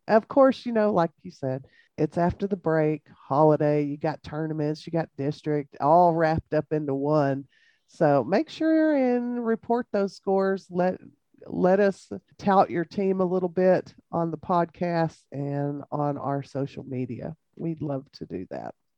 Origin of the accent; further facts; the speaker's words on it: Jayton, Texas, United States; I grew up in Jayton